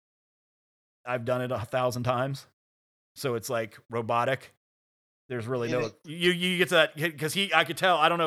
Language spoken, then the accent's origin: English; Virginia, United States; you were born and raised in Virginia